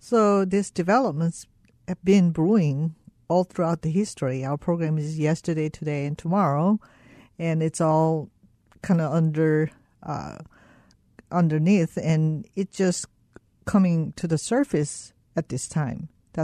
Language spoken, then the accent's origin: English; South Korea; moved away; I start sensing, because I came from South Korea, I was very sensitive about these topics.